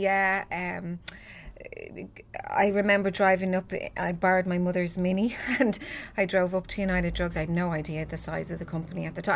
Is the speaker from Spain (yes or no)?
no; Ballybrack, Leinster, Ireland; a lovely girl that I grew up with in Ballybrac